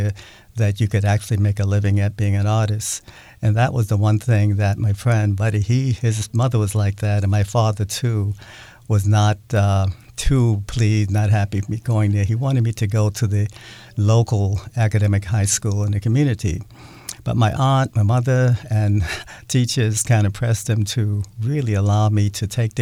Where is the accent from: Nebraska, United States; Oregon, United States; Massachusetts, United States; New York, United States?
New York, United States; New York City; moved away as an adult; now in Seattle, United States; I grew up in Brooklyn, New York